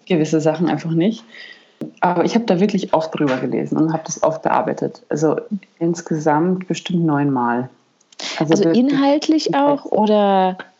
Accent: Germany; bei uns in Deutschland

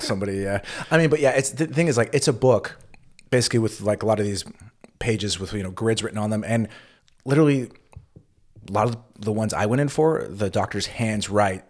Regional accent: California, United States; accent: California; now in Germany; with my California accent, it's obvious I am not a native German speaker

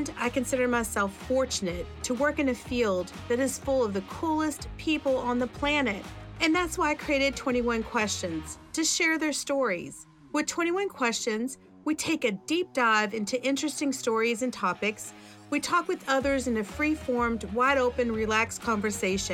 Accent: West Virginia, United States; I grew up in West Virginia

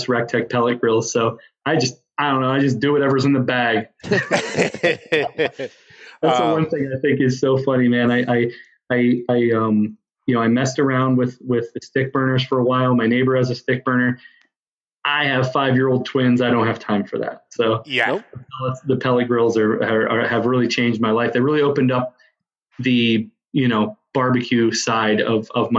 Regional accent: Western Pennsylvania, United States; now in Webster, United States; I grew up in Western Pennsylvania

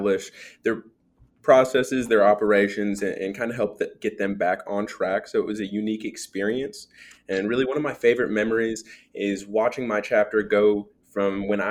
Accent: Dallas, Texas, United States; moved away; also born or lived in Arkansas; I'm originally from Dallas, Texas

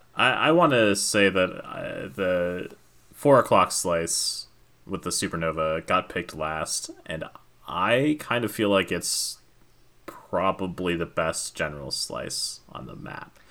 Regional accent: New Mexico, United States; also born or lived in Florida; now in Madison, Wisconsin, United States; I grew up, my, my formative years, most formative years, I spent in New Mexico.

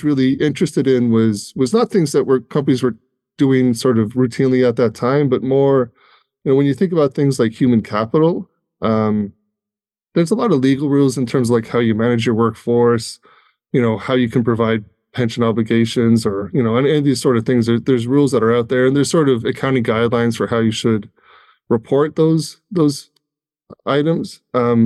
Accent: Ireland; now in United States; I'm originally from Ireland. So I've been in the U.S. quite a while now.

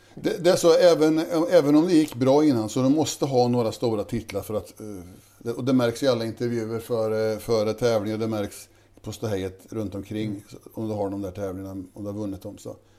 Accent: Tidersrum, Östergötland, Sweden; born or raised there

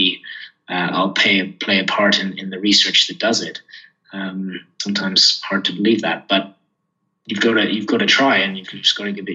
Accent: Kenya; I grew up here in Kenya

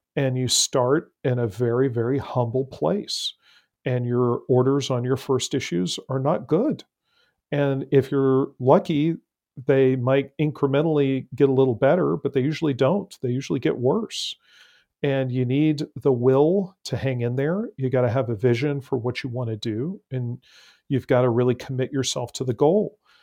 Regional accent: San Antonio, Texas, United States; I grew up in San Antonio, Texas

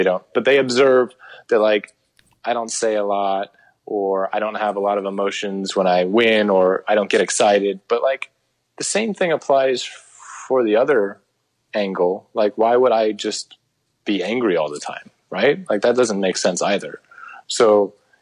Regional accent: United States

